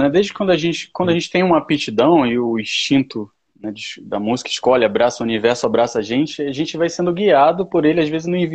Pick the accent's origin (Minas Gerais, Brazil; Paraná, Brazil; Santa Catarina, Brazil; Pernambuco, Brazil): Pernambuco, Brazil; Recife; now in Rio de Janeiro, Brazil; Eu sou de Recife, eu estou no Rio de Paraquedas, mas eu sou de Recife.